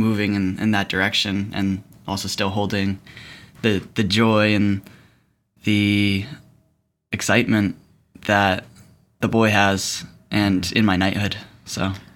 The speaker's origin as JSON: {"language": "English", "region": "East Coast", "country": "United States", "tie": "born or raised there", "said": "growing up on the East Coast, going to public school."}